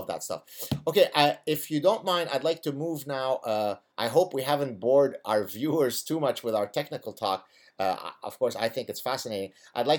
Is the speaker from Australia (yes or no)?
no; Lebanon; first language Arabic; English is a second language; moved away; I grew up in the Lebanese Civil War